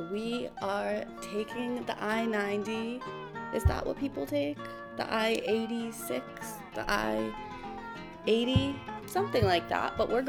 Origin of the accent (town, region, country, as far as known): New York, United States; born or raised there; moved away as an adult; also born or lived in Ohio / Philadelphia